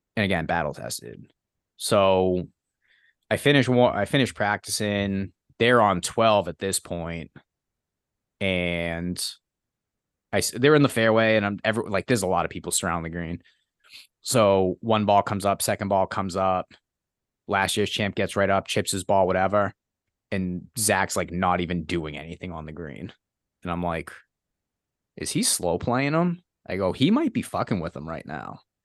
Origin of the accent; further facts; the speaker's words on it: hometown near Boston, across the Mystic River, Massachusetts, United States; I was able to see Boston from my hometown every time I drove over the Mystic River